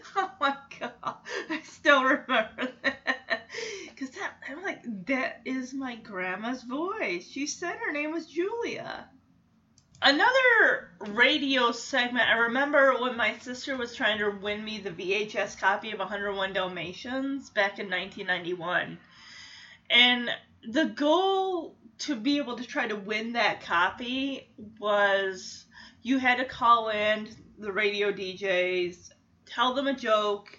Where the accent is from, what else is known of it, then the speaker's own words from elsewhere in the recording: West Michigan, United States; growing up in West Michigan